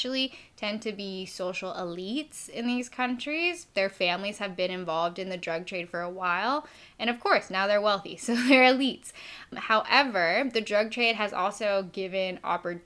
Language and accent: English; Appalachia, United States; I'm from Appalachia